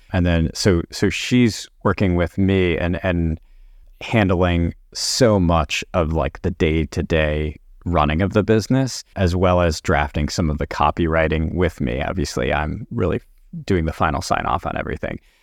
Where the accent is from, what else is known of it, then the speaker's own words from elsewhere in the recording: Connecticut, United States; also born or lived in New Orleans, Louisiana / New York; took a job in private practice back very close to where I grew up in Connecticut